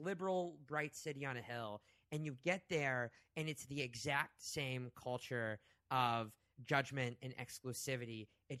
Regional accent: Oklahoma, United States; moved away as an adult; also born or lived in Boston; so I grew up in Oklahoma

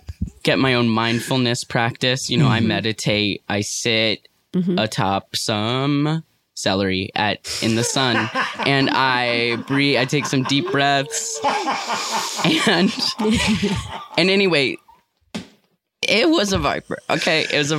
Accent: New York City, New York, United States; Yeah, I was raised by artists in New York City.

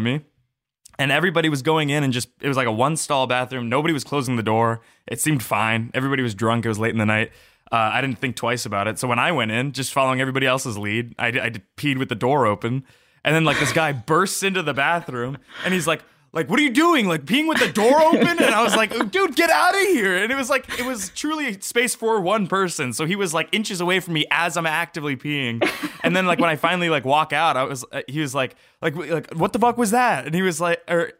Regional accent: Los Angeles, California, United States

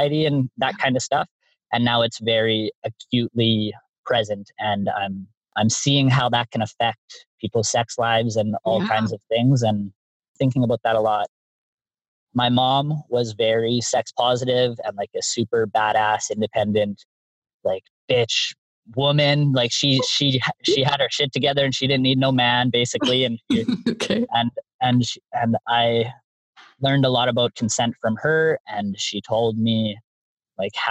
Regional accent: Canada; I'm from Canada

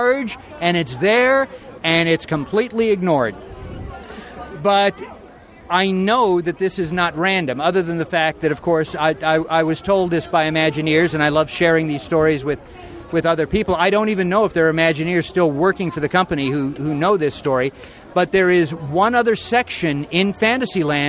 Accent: California, United States; I'm a California boy. I grew up in California going to Disneyland

